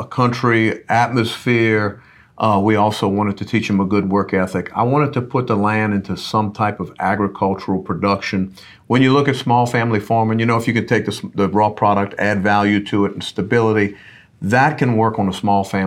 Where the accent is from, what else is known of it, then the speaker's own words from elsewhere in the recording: Luling, Louisiana, United States; we're both from St. Charles Parish